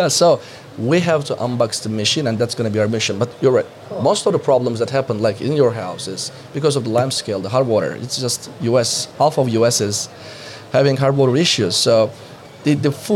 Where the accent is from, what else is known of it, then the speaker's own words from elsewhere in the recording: Turkey; moved away; I'm coming from Turkey